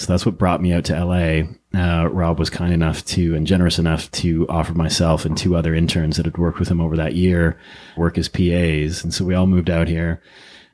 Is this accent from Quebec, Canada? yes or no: no; Ottawa, Ontario, Canada; moved away as an adult; also born or lived in British Columbia / Austin, Texas; now in Los Angeles, United States; I was born and raised in Ottawa, Canada, and then lived and worked in British Columbia for a number of years in my 20s and early 30s